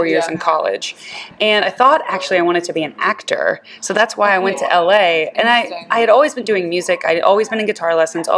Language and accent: English; Houston, Texas, United States; also born or lived in Los Angeles; now in Nashville, United States; I grew up in Houston